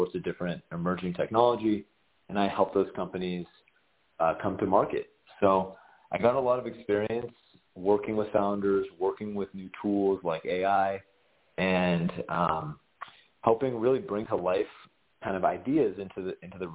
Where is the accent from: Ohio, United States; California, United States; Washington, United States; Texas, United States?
California, United States; Southern; Growing up in Southern California, I played baseball